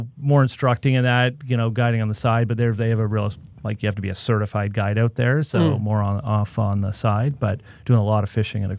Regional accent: Grimsby, Ontario, Canada; also born or lived in Toronto; I'm originally from Toronto, but I think my formative years would be in the Niagara region. So my dad likes to think he was the first commuter. So he moved from downtown Toronto to the Grimsby area.

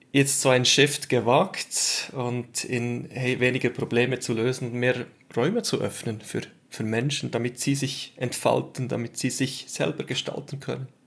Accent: Switzerland; Ähm, wie man es am Akzent dann hört, bin ich Schweizer.

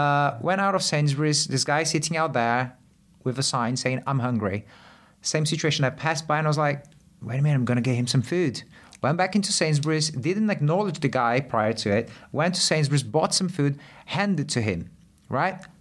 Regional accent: Brazil; moved away; I grew up in Brazil and, uh, very, very poor areas, like, uh, way poorer than here.

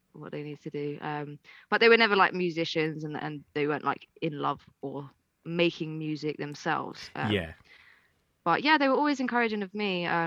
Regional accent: Ireland; moved away; I used to go back to Ireland quite a lot because I'm Irish.

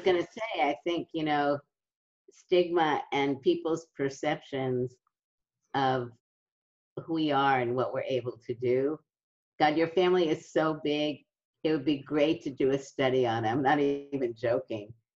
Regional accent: New York City, New York, United States; in my neighborhood, it was um, a middle class neighborhood in Brooklyn

